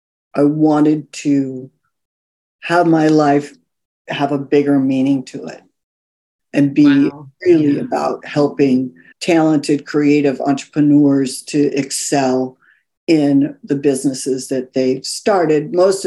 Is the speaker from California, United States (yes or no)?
yes; California, United States; also born or lived in New York; now in Los Angeles, United States; I went to the other coast. I'm actually originally from California.